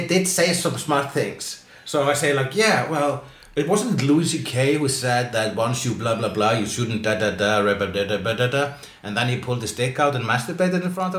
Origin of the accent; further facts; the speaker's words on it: Iceland; I'm Icelandic.